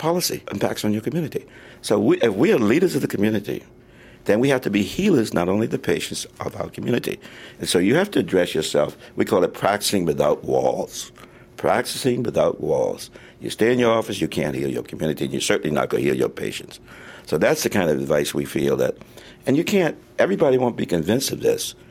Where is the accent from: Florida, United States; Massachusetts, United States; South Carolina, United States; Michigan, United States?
South Carolina, United States; Charleston; moved away; also born or lived in California; I grew up in Charleston, South Carolina